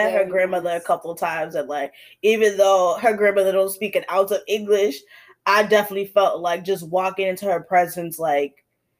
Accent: Boston, Massachusetts, United States; also born or lived in North Shore, Massachusetts / Beverly, Massachusetts; I grew up in Boston most of my life, but I'm originally a North Shore baby.

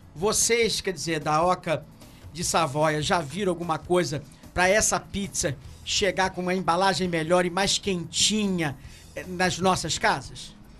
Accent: Macaé, Rio de Janeiro, Brazil; como macaense, como cidadão dessa cidade

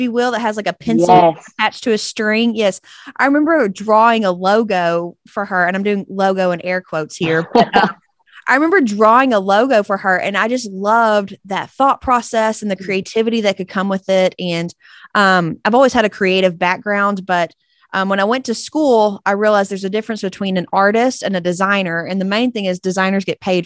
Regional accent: East Texas, United States; accent: twang; From good old East Texas, if you couldn't tell by my twang.

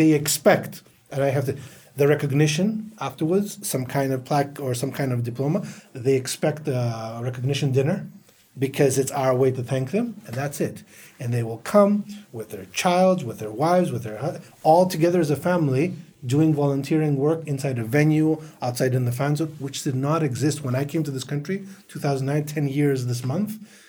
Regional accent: United States; We come from the Western world. I grew up in the States. It was natural in our schools and in our corporations.

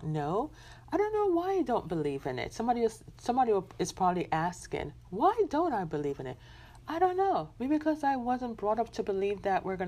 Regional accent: Jamaica; I'm a Jamaican born

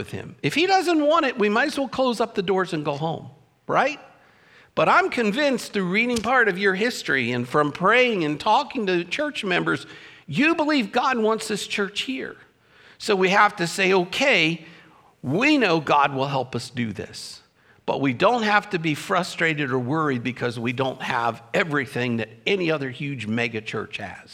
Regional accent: Baltimore, Maryland, United States; I'm a Baltimorean. I told you that. I was born in Baltimore. I grew up listening to the Baltimore Orioles play

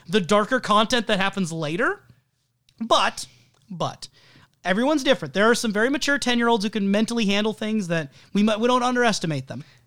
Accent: United States; as an American

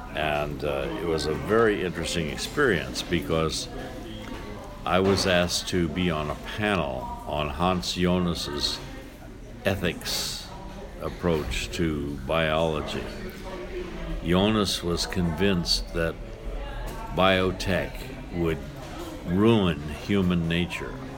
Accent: Kansas, United States; moved away; I grew up in Kansas, and Kansas is a very windy state

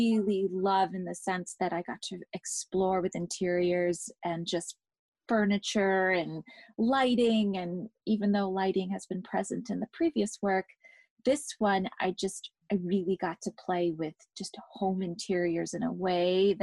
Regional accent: England, United Kingdom; I grew up in England

